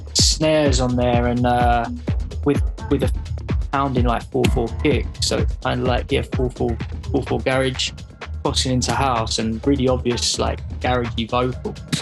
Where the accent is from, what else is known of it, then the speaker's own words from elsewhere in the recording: London, United Kingdom; growing up in London or like the outskirts of London